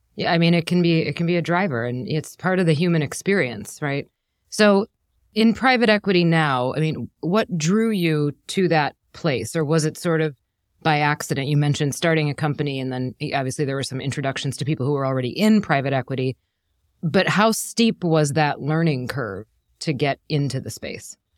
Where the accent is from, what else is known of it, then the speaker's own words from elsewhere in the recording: Wisconsin, United States; now in New York, United States; I am born and raised in Wisconsin